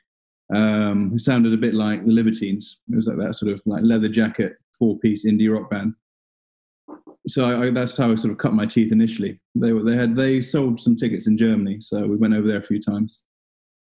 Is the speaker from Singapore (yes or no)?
yes; Singapore; now in London, United Kingdom; I was born in 84 in Singapore. My mum's from there.